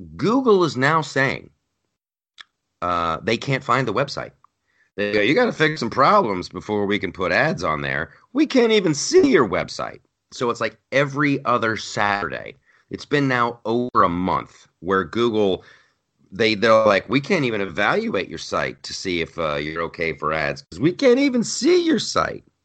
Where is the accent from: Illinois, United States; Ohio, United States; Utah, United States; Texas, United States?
Ohio, United States; moved away as an adult; also born or lived in California; I grew up in Ohio